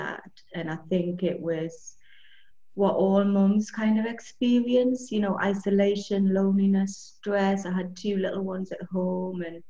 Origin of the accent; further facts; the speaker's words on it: Newcastle upon Tyne, North East England, United Kingdom; moved away as an adult; now in Andalusia, Spain; I grew up in the northeast of England, in Newcastle.